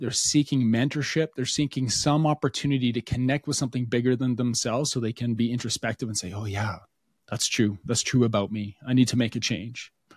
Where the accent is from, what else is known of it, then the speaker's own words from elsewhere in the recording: Alberta, Canada; we're from Alberta, Canada.